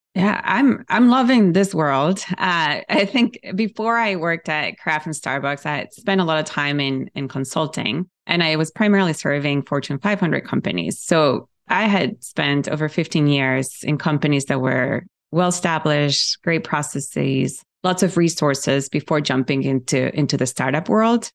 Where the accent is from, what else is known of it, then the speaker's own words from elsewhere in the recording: Ecuador; moved away; I grew up in South America